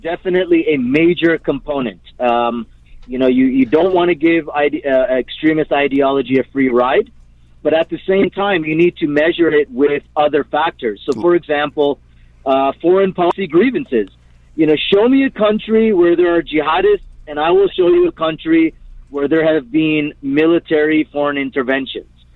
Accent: Canada; I'm Canadian. Uh, I don't have dual nationality

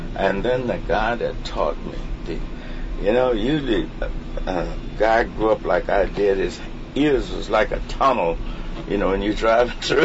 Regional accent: Mississippi, United States; I'm from Mississippi.

